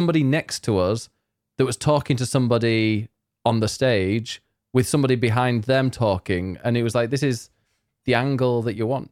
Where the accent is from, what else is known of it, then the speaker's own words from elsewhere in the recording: Leeds, Yorkshire and the Humber, United Kingdom; now in Croydon, United Kingdom; I'm from Leeds.